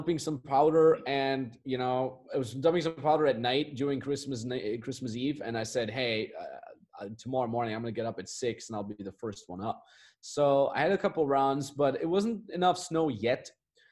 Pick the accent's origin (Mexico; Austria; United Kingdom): Austria; moved away as an adult; my hometown is in the Austrian Alps